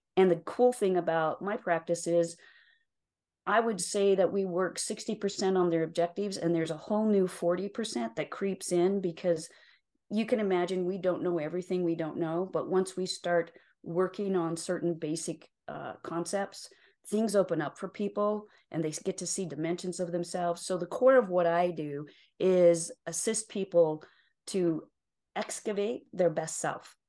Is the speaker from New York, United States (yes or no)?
no; Utah, United States; also born or lived in Salt Lake City, Utah; I was born and raised in Utah, yes. So, I live in Salt Lake City right now, but I was born and raised in a very small rural town, um, just over the mountains here from Salt Lake